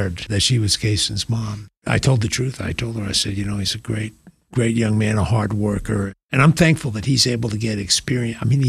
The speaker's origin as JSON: {"language": "English", "area": "North Shore of Long Island", "region": "New York", "country": "United States", "also_born_or_lived": "College Station, Texas", "moved": "as an adult", "said": "I came from the North Shore of Long Island, 40 miles out from Manhattan."}